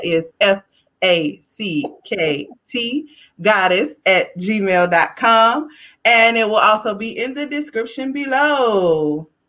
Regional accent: the South, United States; I am from the South

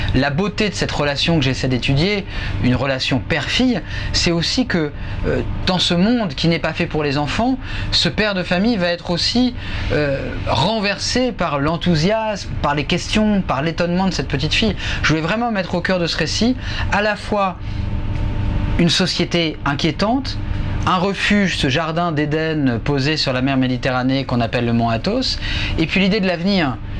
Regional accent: Le Havre, Normandy, France; moved away; je suis dans ma ville natale

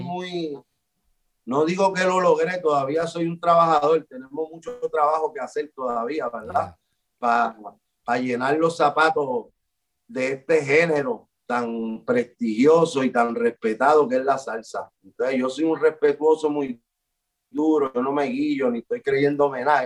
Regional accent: Puerto Rico; por lo que somos como puertorriqueños y como latinos

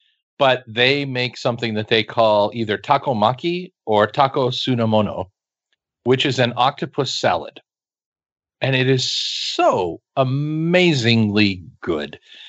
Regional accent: Kansas, United States; I grew up in Kansas.

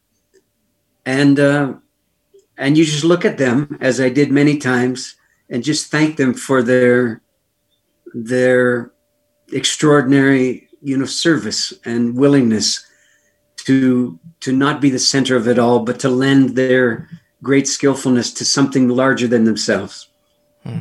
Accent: Canada; Being a Canadian

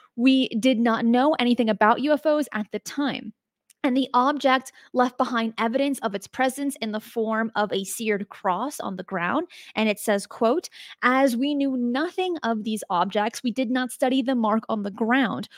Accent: United States; as an American

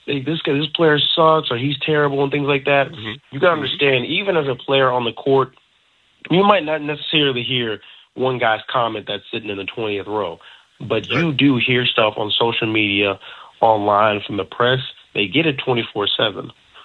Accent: North Carolina, United States; I grew up in North Carolina.

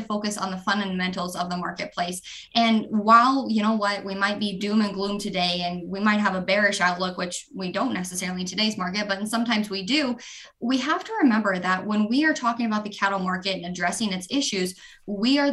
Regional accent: southern Montana, United States; born and raised in Montana

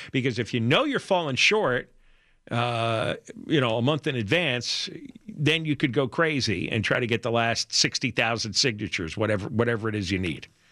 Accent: the New York area, United States; now in Los Angeles, United States; growing up in the New York area in the 1970s

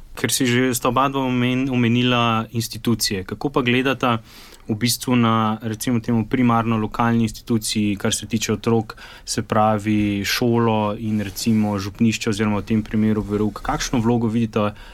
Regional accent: Slovenia

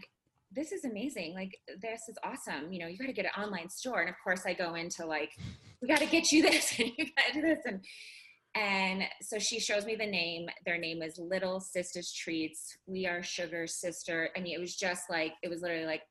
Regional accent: Chicago, Illinois, United States; moved away as an adult; now in Colorado, United States; I'm from Chicago.

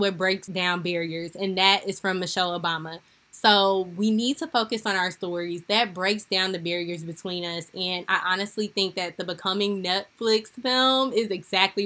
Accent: St. Louis, Missouri, United States; my hometown of St. Louis, Missouri

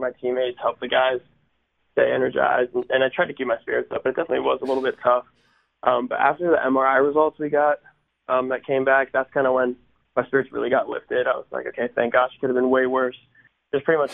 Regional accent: Pittsburgh, Pennsylvania, United States; also born or lived in Baltimore, Maryland; growing up close to Pittsburgh and, you know, it's where I'm from. What a lot of people don't know is I was actually born in Baltimore and I lived there for about 6 years.

